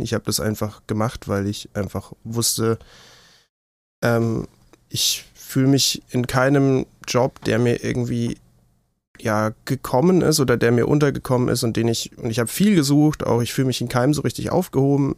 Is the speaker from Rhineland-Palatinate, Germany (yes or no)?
no; Würzburg, Bavaria, Germany; Ich bin in Würzburg geboren. Ich lebe immer noch in Würzburg. Mich hat es nicht weit verschlagen